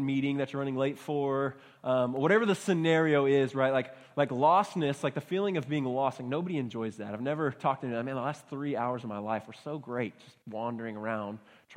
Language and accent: English; Baytown, Texas, United States; I grew up in Baytown, Texas, so not too far from here